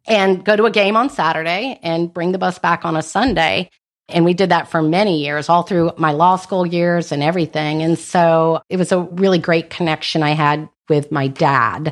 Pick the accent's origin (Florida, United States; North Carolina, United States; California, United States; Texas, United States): North Carolina, United States; I was born and raised in North Carolina.